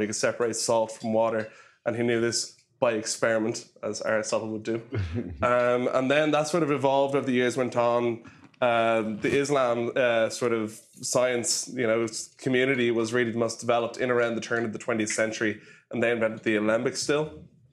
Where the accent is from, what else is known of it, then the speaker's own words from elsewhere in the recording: Ireland; as soon as Irish people get drunk, we all become great singers